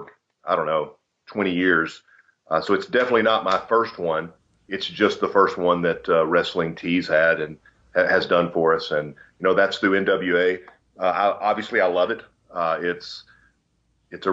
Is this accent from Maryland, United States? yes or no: no; Pine Bluff, Arkansas, United States; I grew up in Pine Bluff, Arkansas, which is kind of, I don't know, central Arkansas